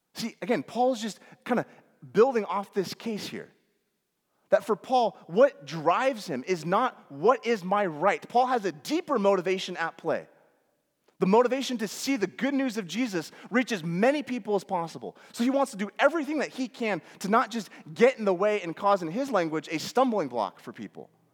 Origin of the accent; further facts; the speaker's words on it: United States; especially as American Western Christians